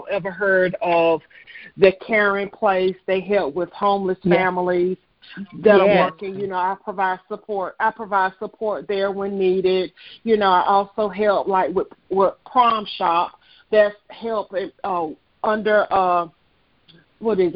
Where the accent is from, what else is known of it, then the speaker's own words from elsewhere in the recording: Southern Pines, North Carolina, United States; I'm originally from Southern Pines, North Carolina. I've been born and raised in North Carolina